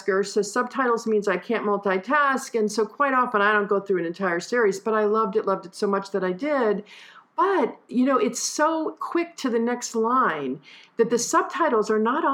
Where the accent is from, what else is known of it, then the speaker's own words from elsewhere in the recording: United States; as an American